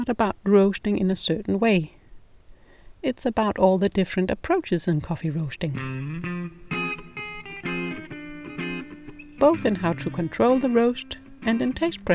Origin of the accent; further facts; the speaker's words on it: Denmark; English is a second language; If you're wondering about my English accent, it's because I'm not native English. I'm Danish